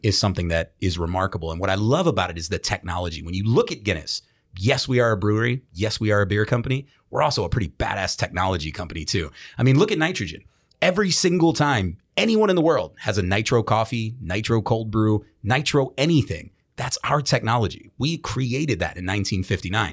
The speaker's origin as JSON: {"language": "English", "town": "Baltimore", "region": "Maryland", "country": "United States", "tie": "born or raised there", "said": "in Baltimore, my hometown"}